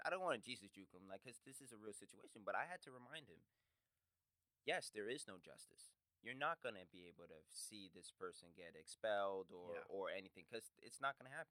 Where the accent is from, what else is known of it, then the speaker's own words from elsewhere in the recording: United States; I am American first, before Black, you know, because I was born here